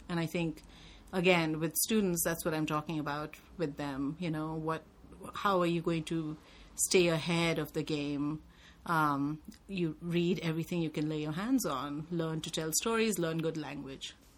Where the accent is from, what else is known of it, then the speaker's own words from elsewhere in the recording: India; I was just such a product of my time growing up in India